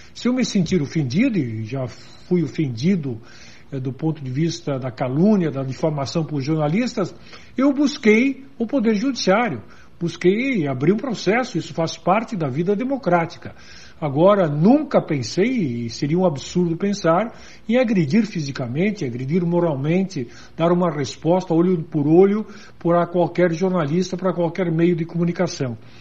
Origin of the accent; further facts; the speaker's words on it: Serra Gaúcha, Rio Grande do Sul, Brazil; Lá na Serra Gaúcha, de onde eu sou originário